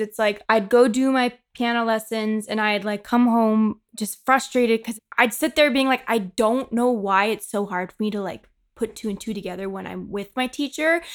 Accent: Markham, Ontario, Canada; moved away; I'm from Toronto, but I'm actually from a town called Markham

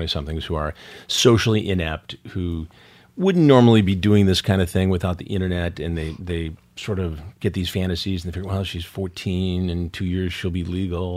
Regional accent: Detroit, Michigan, United States; I grew up in Detroit

